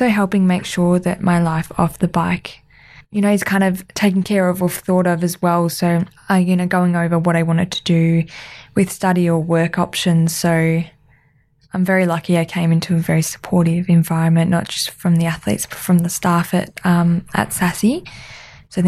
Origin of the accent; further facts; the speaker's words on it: Melbourne, Victoria, Australia; moved away as an adult; now in Adelaide, Australia; I grew up in Melbourne